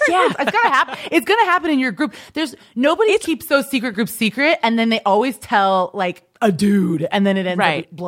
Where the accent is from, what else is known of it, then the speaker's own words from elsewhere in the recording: Kansas, United States; Right outside of Kansas City. It was cool. It was just like a regular suburban, boring life.